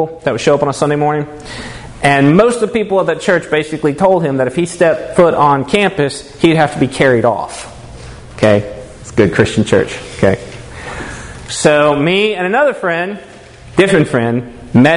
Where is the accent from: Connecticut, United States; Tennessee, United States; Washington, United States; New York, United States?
Tennessee, United States; moved away; I'm from Tennessee originally